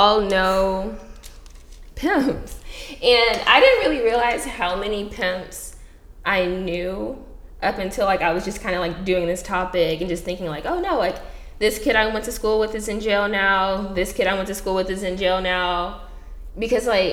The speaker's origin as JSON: {"language": "English", "town": "Houston", "region": "Texas", "country": "United States", "moved": "yes", "said": "I'm from Houston"}